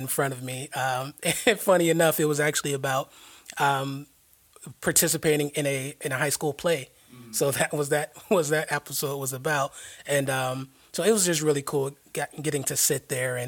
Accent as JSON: {"language": "English", "region": "South Florida", "country": "United States", "moved": "as an adult", "lives_now": "Jacksonville, United States", "said": "I hail from South Florida."}